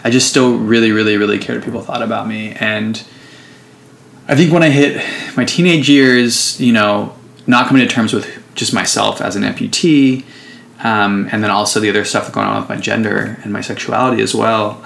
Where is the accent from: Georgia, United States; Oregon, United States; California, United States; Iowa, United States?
California, United States; San Jose; moved away as an adult; now in Oakland, United States; I'm um, from the Bay Area. I'm from San Jose, actually. Currently live in Oakland